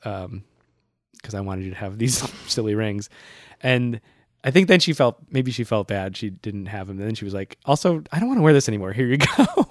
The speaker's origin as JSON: {"language": "English", "town": "Worcester", "region": "Massachusetts", "country": "United States", "tie": "born or raised there", "moved": "yes", "lives_now": "New York, United States", "said": "I went home to my hometown, Worcester"}